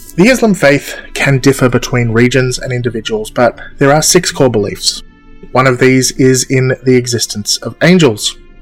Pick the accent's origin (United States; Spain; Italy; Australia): Australia; I'm Australian